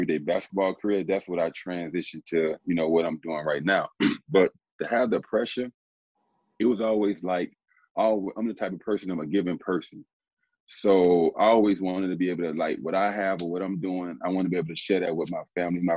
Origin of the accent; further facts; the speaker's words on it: Miami, Florida, United States; born and raised in Miami